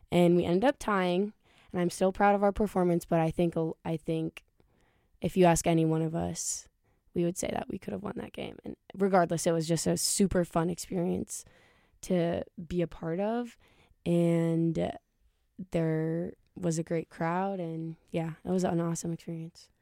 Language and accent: English; Ankeny, Iowa, United States; moved away as an adult; now in Kansas City, United States; I am from Ankeny, Iowa